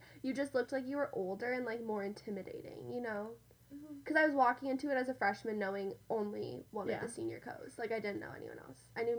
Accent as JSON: {"language": "English", "region": "Colorado", "country": "United States", "tie": "born or raised there", "said": "Because also, I grew up mainly in Colorado, and so it's very similar to mm-hmm. Utah."}